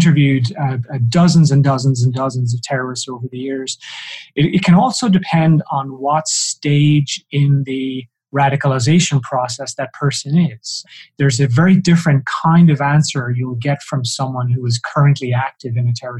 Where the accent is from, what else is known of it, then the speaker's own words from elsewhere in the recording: south of Ireland, Ireland; I'm Irish, and so, you know, people tend to assume that I was somehow affected by the troubles in Northern Ireland, and nothing could be further from the truth. I grew up in the south of Ireland